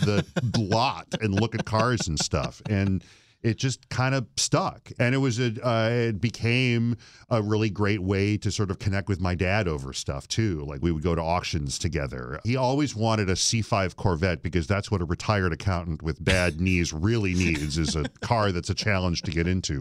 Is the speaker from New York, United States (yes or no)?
no; Flint, Michigan, United States; I grew up in mid-Michigan